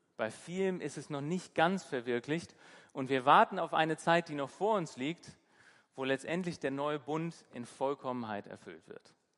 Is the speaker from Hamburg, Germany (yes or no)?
yes; Hamburg, Germany; now in Bremen, Germany; ich bin in Hamburg aufgewachsen